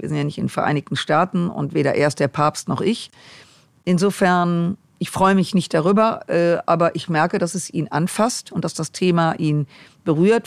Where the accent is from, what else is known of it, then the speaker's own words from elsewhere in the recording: Düsseldorf, North Rhine-Westphalia, Germany; ich komme aus Düsseldorf